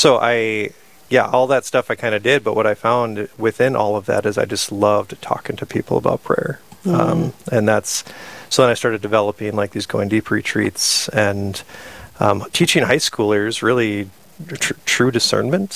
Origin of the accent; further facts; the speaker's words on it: Sisseton, South Dakota, United States; I grew up in Sisseton, South Dakota